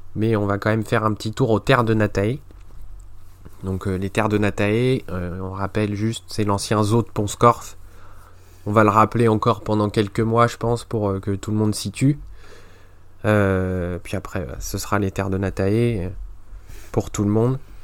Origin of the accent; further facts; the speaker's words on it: Normandy, France; je suis normand